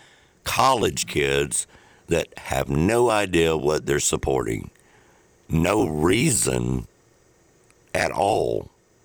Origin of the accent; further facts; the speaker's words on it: the South, Mississippi, United States; we're from the South